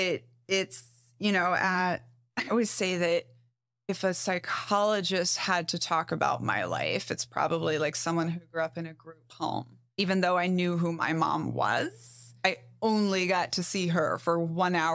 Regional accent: Brazil; also born or lived in Mexico; I grew up in Brazil and Mexico

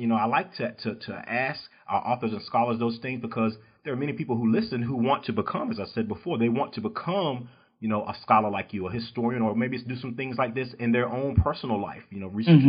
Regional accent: East Coast, United States; now in Texas, United States; I'm from the East Coast.

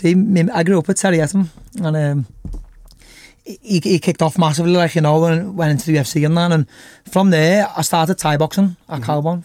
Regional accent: Liverpool, North West England, United Kingdom; And I'm from the other side of the city though, and I'm from Wavertree

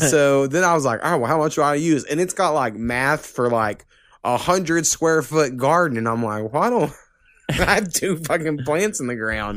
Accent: Oklahoma, United States; born or raised there

